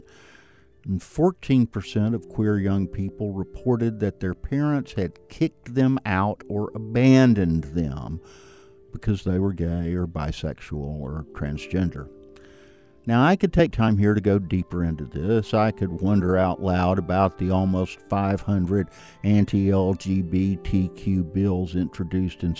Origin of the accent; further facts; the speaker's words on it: the South, United States; I feel quite comfortable in my own very Southern skin